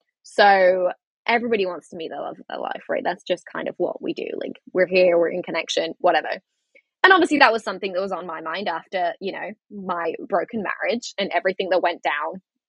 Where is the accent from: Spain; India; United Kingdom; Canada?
United Kingdom; England; moved away as an adult; I moved back to England.